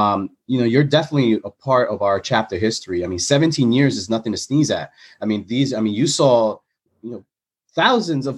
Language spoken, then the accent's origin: English; New York City, New York, United States; being from the Bronx